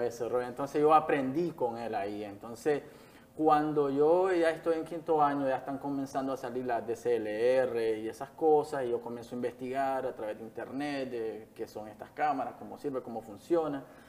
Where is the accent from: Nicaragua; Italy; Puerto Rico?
Nicaragua; Jalapa, Nueva Segovia; moved away as an adult; now in Managua, Nicaragua; Nací en Jalapa, Nueva Segovia, ya al norte del país, eh, el último municipio de Nueva Segovia